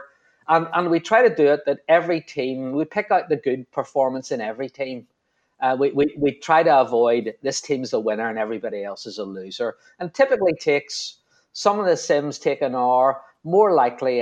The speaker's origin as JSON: {"language": "English", "town": "Belfast", "region": "Northern Ireland", "country": "United Kingdom", "said": "From my accent, you probably realise I'm from Belfast"}